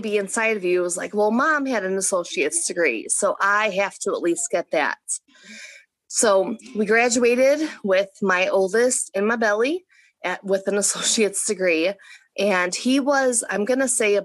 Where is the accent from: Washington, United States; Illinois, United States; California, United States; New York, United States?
Illinois, United States; Chicago; moved away as an adult; also born or lived in Paducah; I was born and raised in Chicago, Illinois, and I love it. I'm a city girl